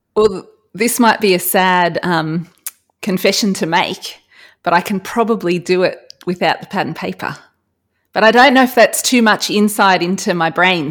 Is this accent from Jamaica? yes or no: no; Australia; as an Australian